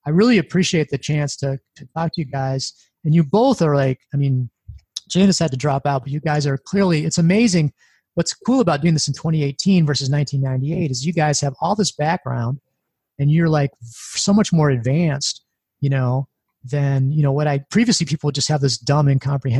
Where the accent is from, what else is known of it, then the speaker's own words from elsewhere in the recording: Midwest, United States; I'm from the Midwest